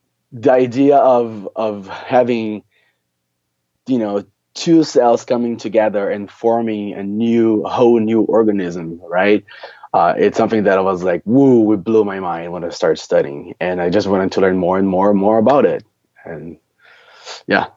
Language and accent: English; Brazil; moved away as an adult; also born or lived in São Paulo; now in New York City, United States; I grew up in Brazil